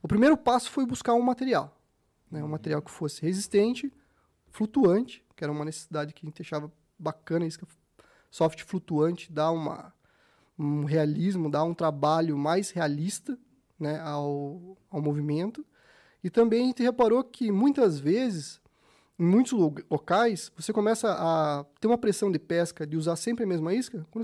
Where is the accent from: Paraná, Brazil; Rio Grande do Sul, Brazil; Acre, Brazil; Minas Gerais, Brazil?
Paraná, Brazil; Curitiba; Nasci aqui em Curitiba, para quem não sabe, nasci aqui em Curitiba, então assim, meus pais me levavam pescar pequenininho, no Capivari, no, no, no Vossoroca